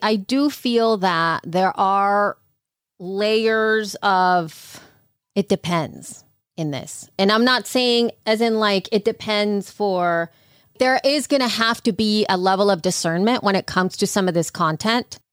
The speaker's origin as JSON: {"language": "English", "country": "El Salvador", "tie": "born or raised there", "moved": "yes", "said": "growing up in El Salvador"}